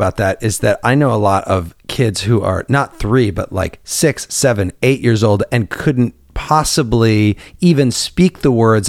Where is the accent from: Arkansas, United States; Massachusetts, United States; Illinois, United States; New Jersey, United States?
Illinois, United States; I grew up in Illinois